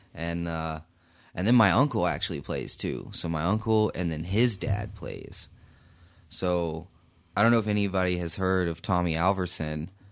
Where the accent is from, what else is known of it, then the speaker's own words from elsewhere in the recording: Fort Worth, Texas, United States; moved away as an adult; also born or lived in Brunswick, Georgia; now in Oklahoma City, United States; I'm from Fort Worth, Texas. Uh, I grew up there. Born in Brunswick, Georgia, though, so, uh, mom moved us out when I was a little boy